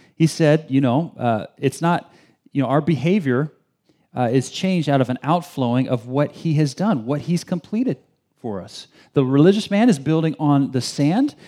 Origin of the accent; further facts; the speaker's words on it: Bay Area, California, United States; also born or lived in China; I grew up in the Bay Area my whole, my whole life, spent two years overseas in China.